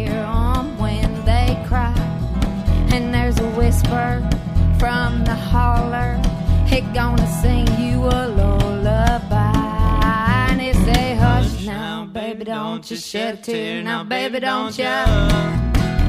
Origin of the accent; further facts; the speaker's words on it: Morgan County, East Tennessee, United States; now in Nashville, United States; I'm from East Tennessee. I'm from Morgan County.